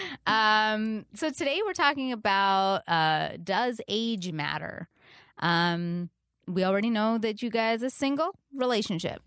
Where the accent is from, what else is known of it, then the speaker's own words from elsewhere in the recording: Canada; I'm Canadian